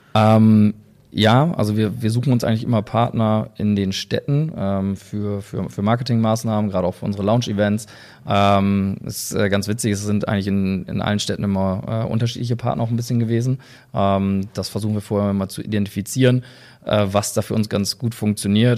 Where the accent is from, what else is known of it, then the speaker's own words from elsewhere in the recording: near Oldenburg, Lower Saxony, Germany; wir kommen ja auch noch aus der Nähe